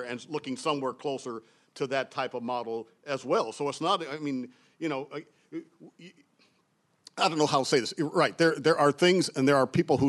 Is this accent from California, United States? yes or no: no; Cleveland, Ohio, United States; moved away; also born or lived in Massachusetts; I grew up in Cleveland, Ohio